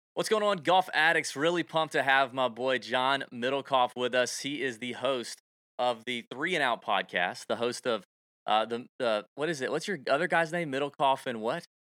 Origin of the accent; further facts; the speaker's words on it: Augusta, Georgia, United States; people say that about Augusta all the time, my hometown